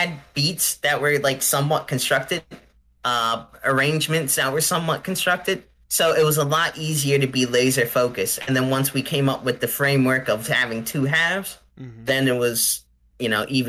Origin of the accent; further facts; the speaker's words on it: New Jersey, United States; I'm from South Jersey